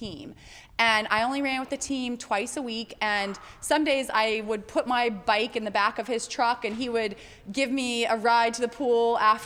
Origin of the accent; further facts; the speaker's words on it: Fort Collins, Colorado, United States; also born or lived in Montana; now in Atlanta, United States; I grew up mostly in Montana and Colorado